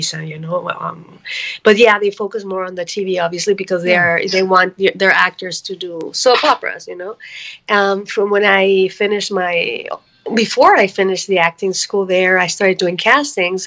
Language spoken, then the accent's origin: English; Mexico City, Mexico; I was born in Mexico City